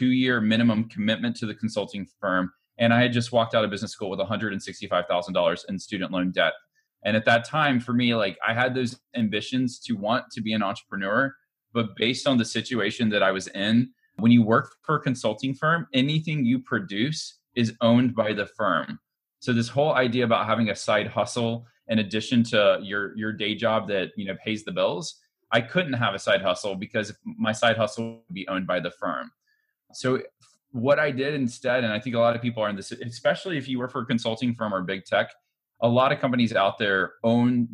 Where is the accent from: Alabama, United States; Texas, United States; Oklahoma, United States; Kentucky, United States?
Alabama, United States; Montgomery; I was born and raised in Montgomery, Alabama